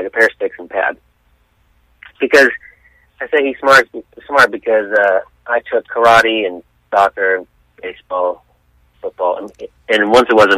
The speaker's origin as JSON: {"language": "English", "town": "San Diego", "region": "California", "country": "United States", "tie": "born or raised there", "said": "I'm from San Diego, born and raised there"}